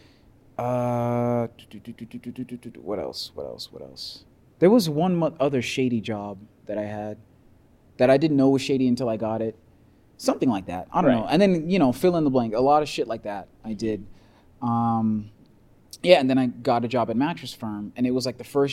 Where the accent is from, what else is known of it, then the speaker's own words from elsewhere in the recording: Broward County, Florida, United States; moved away as an adult; also born or lived in Miami; now in Boulder, United States; back home in Miami. Miami, I'm from Broward, but you know, like right on the county line.